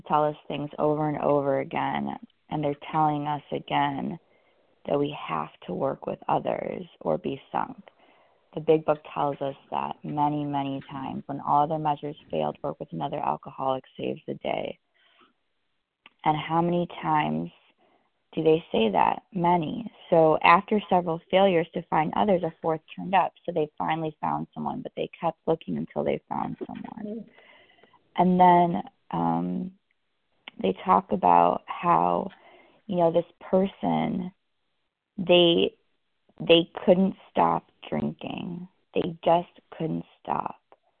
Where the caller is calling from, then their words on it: California, United States; I'm calling from California this morning.